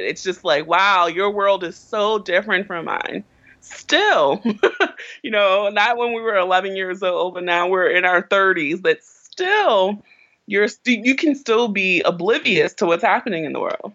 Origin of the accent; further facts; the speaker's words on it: Baltimore, Maryland, United States; I grew up in West Baltimore